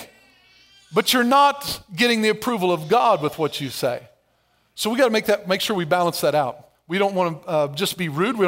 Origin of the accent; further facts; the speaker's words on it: Albion, Illinois, United States; I grew up in Albion, Everett County